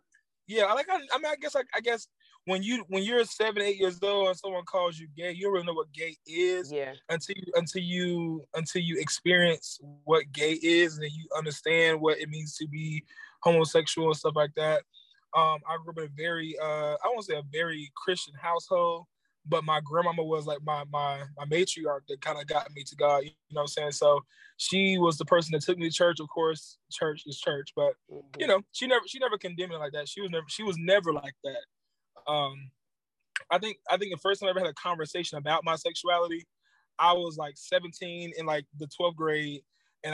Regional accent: Jacksonville, Florida, United States; moved away; I am from Jacksonville, Florida

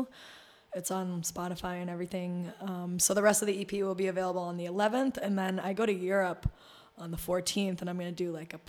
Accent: Boston, Massachusetts, United States; also born or lived in New Hampshire; now in New York, United States; I grew up in Boston

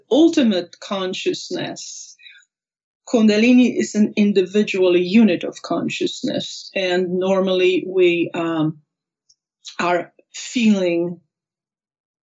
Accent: Poland; also born or lived in Maui, Hawaii / Anchorage, Alaska; now in Reno, United States; I was born in Poland. My parents were actors. I grew up for the first few years with my grandma

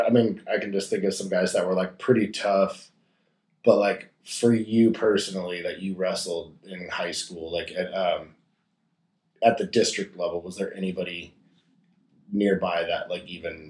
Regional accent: Gresham, Oregon, United States; born or raised there

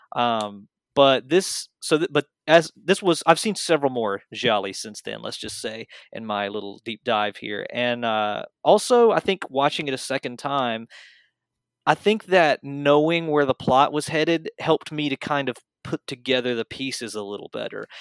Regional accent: American South, United States; I was born and raised in the American South

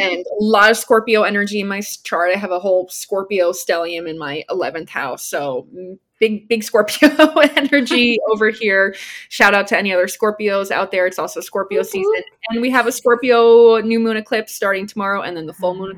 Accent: New Jersey, United States; moved away; also born or lived in Austin, Texas / Denver, Colorado; I grew up in New Jersey

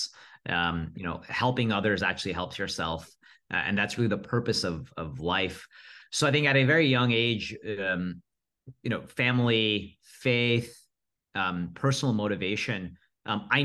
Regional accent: Rockland County, New York, United States; I was born and raised in Rockland County, really nice NYC commuter suburbs.

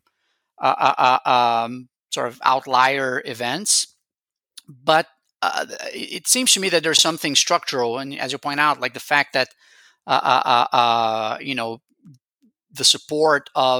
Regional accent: Rio de Janeiro, Brazil; I am from Rio myself

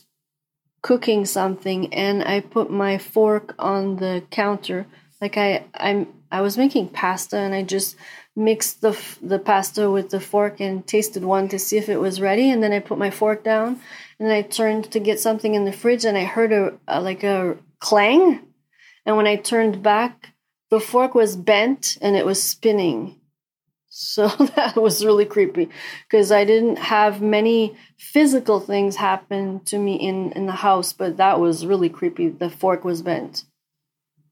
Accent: Quebec, Canada; I'm from Canada, Quebec, Canada

